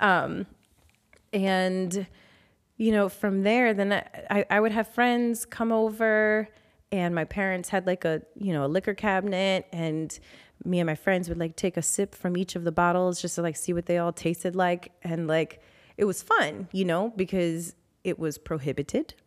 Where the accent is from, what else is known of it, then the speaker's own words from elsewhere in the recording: New Orleans, Louisiana, United States; I was born and raised in New Orleans